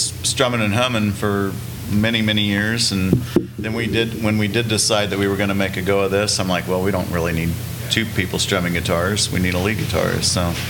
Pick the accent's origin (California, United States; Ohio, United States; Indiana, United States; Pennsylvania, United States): Indiana, United States; I'm from Indiana.